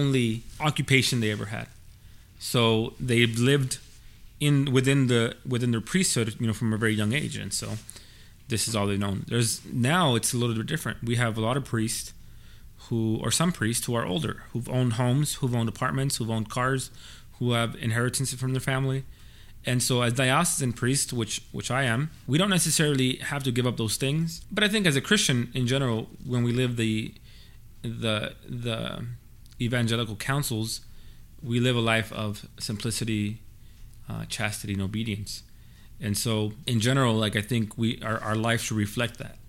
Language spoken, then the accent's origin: English; Baldwin Park, California, United States; I'm from Baldwin Park